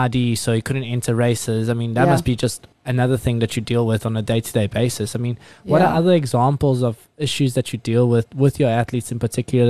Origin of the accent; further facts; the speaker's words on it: South Africa; we as South African coaches or running clubs